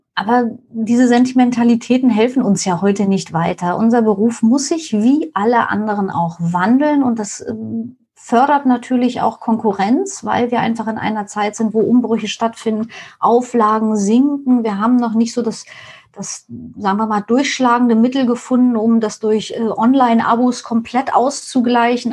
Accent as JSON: {"language": "German", "region": "East Germany", "country": "Germany", "tie": "born or raised there", "moved": "yes", "lives_now": "Hamburg, Germany", "said": "Ich bin in der DDR aufgewachsen"}